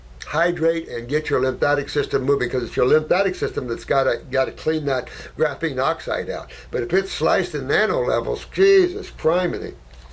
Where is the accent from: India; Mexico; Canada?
Canada; So, Dr. Morse, I'm Canadian.